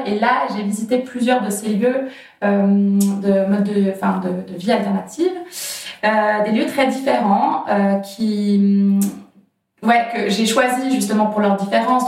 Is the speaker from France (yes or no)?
no; Geneva, Switzerland; j'ai grandi à Genève